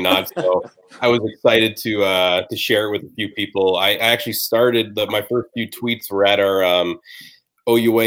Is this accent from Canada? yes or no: yes; Brampton, Ontario, Canada; I grew up playing in Brampton, Ontario, like AAA baseball all the way through for the Brampton Royals